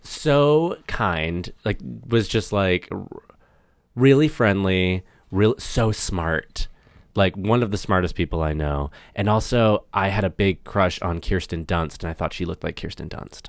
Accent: Massachusetts, United States; moved away as an adult; now in Los Angeles, United States; I'm from, like, a small town, like, forty-five minutes north of Boston

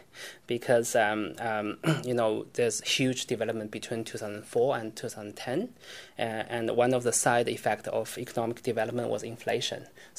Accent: China; English is a second language; moved away as an adult; now in Australia; I'm one of the first generation of Chinese from mainland China that can afford universities not sponsored by the government.

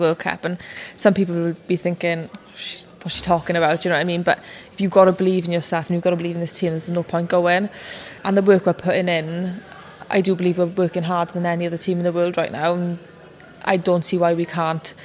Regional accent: Welsh, Wales, United Kingdom; I'm Welsh

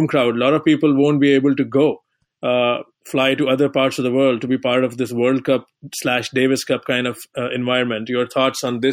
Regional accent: India; moved away; I'm coming originally from India

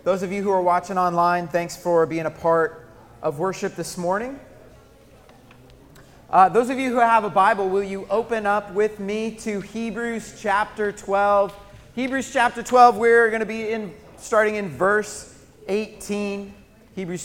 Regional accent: Colorado, United States; growing up in Colorado. Grew up just with the Rocky Mountains right there in my backyard

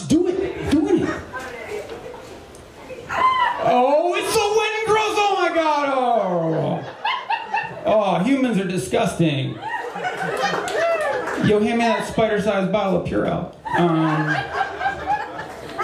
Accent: New Jersey, United States; moved away; I'm from New Jersey originally, not from the South

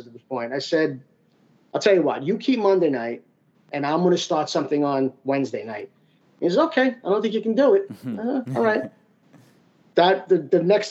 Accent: New York City, New York, United States; also born or lived in Queens, New York; now in Huntington, Long Island, United States; I grew up in Brooklyn

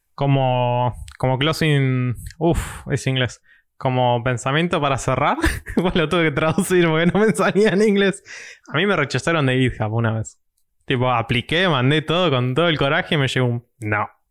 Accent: Mar del Plata, Buenos Aires Province, Argentina; soy de Mar de Plata

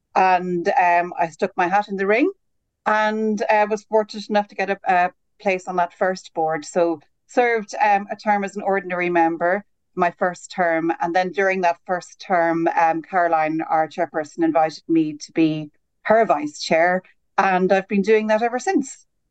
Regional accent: Ireland; moved away as an adult; also born or lived in Birmingham, United Kingdom / Switzerland; now in United Kingdom; as an Irish graduate, I came over to the UK first in 2010

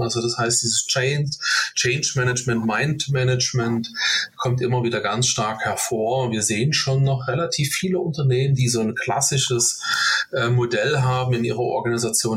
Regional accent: Dresden, Saxony, Germany; gebürtiger Dresdner

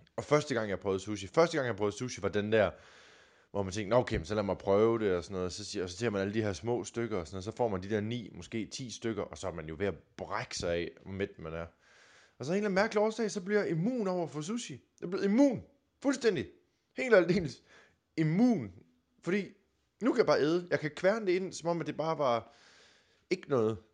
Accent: Denmark; Jylland, hvor jeg kommer fra

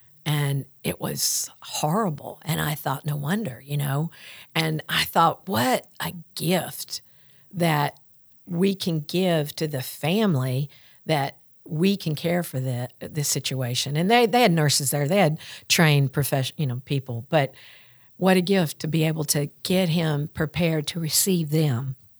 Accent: the South, United States; accent: Southern; And so we had my Southern accent and birds chirping and their British accents

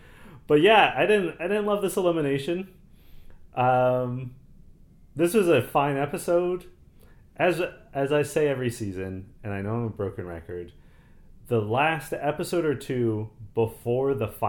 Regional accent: Canada; a song which always gets me hype because I am Canadian and we love hockey, and they always play … at hockey games.

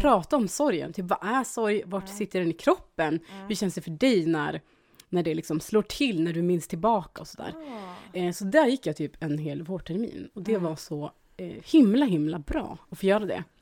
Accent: Dikanäs, Västerbotten County, Sweden; jag är ju uppväxt då i Eh, Västerbotens inland, Dikanas

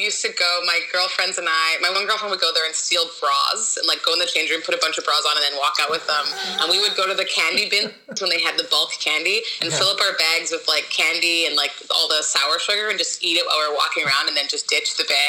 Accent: Winnipeg, Manitoba, Canada; moved away as an adult; also born or lived in Nigeria / Edmonton / Korea / France; now in Los Angeles, United States; I was born in Nigeria, but I moved to Canada when I was 2, to Edmonton. Mm-hmm. And then I moved to Winnipeg when I was 4 and lived there, like, my formative years.

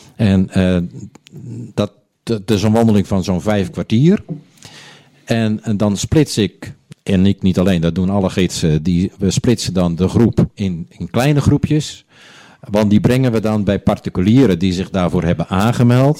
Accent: Onderdijk, North Holland, Netherlands; also born or lived in Hoorn; now in Blokker, Netherlands; ik in het ziekenhuis in Horen ben geboren. Maar wij woonden toen in Onderdijk.

